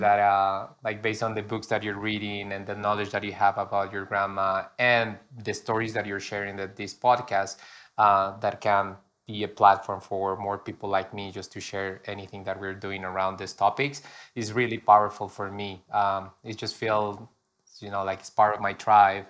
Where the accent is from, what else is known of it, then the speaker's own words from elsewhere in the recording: Pasto, Nariño, Colombia; moved away; Here in my hometown